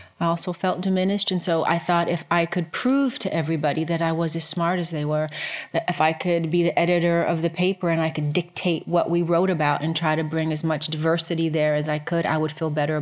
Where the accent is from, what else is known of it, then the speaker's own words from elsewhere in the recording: Cleveland, Ohio, United States; I was born in Cleveland, Ohio, well, a suburb of Cleveland, Ohio.